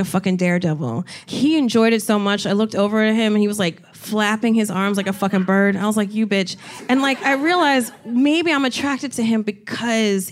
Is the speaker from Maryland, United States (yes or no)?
no; New Jersey, United States; Even when I was like 10 years old, I'm from Jersey. I would go to Six Flags with friends